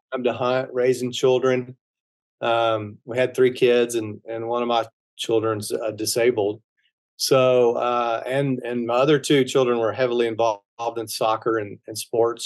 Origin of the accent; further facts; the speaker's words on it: Texas, United States; I'm from Texas